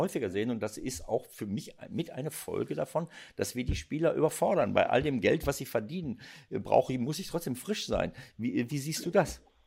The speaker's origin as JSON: {"language": "German", "country": "Germany", "said": "bei uns in Deutschland"}